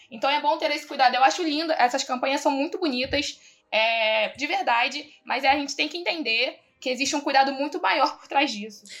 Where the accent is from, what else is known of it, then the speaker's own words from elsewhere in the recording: Rio de Janeiro, Brazil; sou do Rio das Pedras, sabe? Aquele lugar onde tinha um castelo